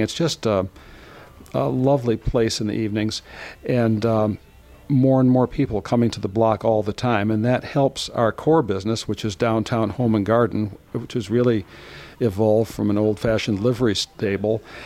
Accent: Ann Arbor, Michigan, United States; I grew up around Ann Arbor

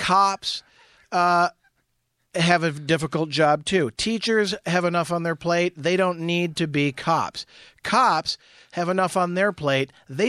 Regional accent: Jackson, Midwest, United States; I grew up in Jackson, yeah.

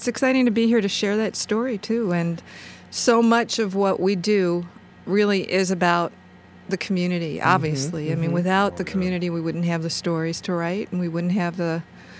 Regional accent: New York City, New York, United States; I'm from Brooklyn, New York.

